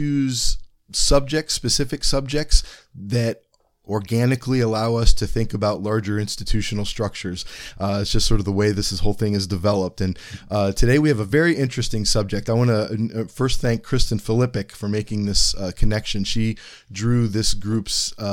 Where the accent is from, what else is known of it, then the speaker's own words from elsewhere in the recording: Ohio, United States; I'm from Ohio.